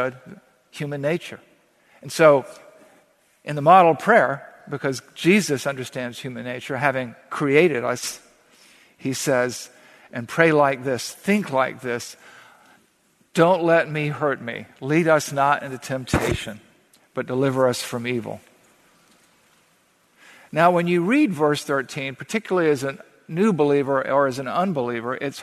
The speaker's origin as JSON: {"language": "English", "region": "the South", "country": "United States", "tie": "born or raised there", "said": "growing up in the South"}